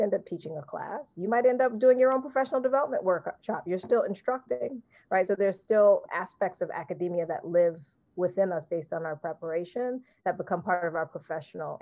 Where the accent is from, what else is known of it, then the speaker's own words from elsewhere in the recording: East Coast, United States; I'm from the East Coast